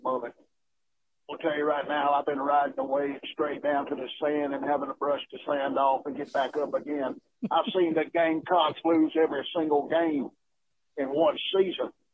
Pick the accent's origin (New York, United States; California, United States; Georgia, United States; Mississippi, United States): Georgia, United States; I was born down there around Rooster Poop, Georgia